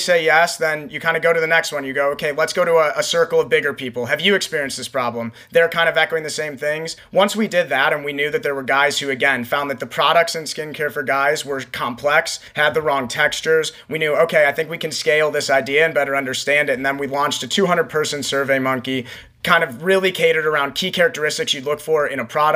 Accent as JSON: {"language": "English", "region": "Ohio", "country": "United States", "said": "we're from Ohio"}